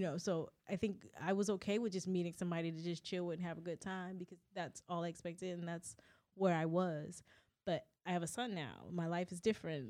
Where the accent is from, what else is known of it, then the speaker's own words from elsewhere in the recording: Southern California, United States; we grew up in Southern California